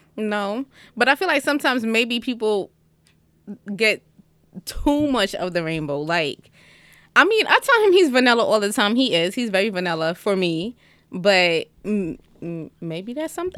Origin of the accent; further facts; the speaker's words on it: New York City, New York, United States; also born or lived in Jamaican (father); now in Atlanta, United States; I am from Brooklyn